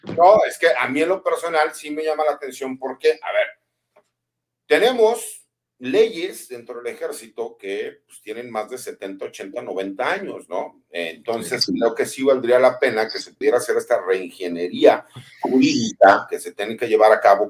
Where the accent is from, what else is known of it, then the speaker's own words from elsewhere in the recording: Jalisco, Mexico; also born or lived in Mexico City / Monterrey; aunque soy chilango, pero yo me crié en provincia, me crié en Jalisco.